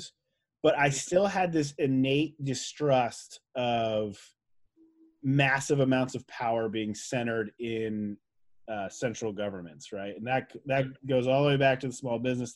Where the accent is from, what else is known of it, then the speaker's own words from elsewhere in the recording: New Jersey, United States; I grew up in New Jersey, which is a pretty progressive state even back then